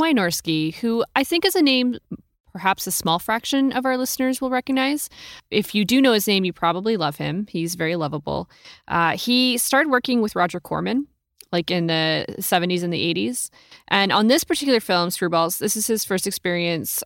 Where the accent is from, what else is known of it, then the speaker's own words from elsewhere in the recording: California, United States; I grew up in California